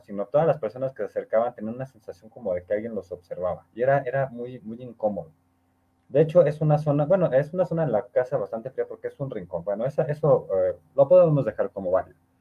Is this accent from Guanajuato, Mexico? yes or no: no; Orizaba, Veracruz, Mexico; mi tierra, Orizaba